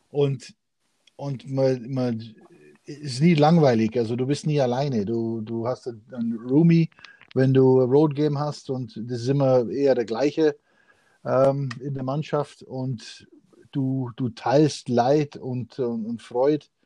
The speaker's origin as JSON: {"language": "German", "country": "Canada", "tie": "born or raised there", "said": "ich war als Jugendlicher viel in Canadian Open, weil ich da eben aufgewachsen bin in Kanada"}